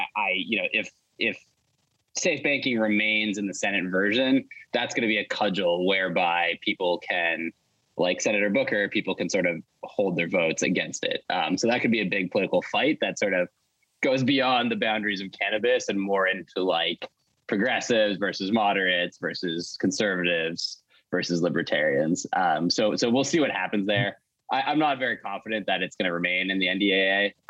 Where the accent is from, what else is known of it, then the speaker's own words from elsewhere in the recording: Canada; now in New York, United States; Well, sure. I'm a Canadian New Yorker. I'll say that very much. Originally Canada, now New York.